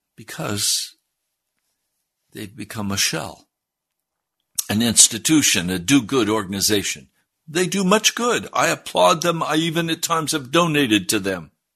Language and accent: English; United States; I was raised in the American Christian Church. I'm a product of the American Christian Church